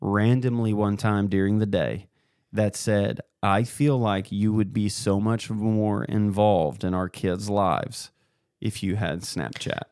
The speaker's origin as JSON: {"language": "English", "town": "Columbia", "region": "Missouri", "country": "United States", "tie": "born or raised there", "said": "I grew up in Columbia"}